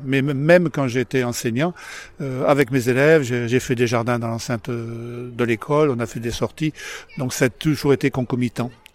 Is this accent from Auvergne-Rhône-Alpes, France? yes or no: no; Paris, Île-de-France, France; now in Bordeaux, France; D'origine, je suis, je suis parisien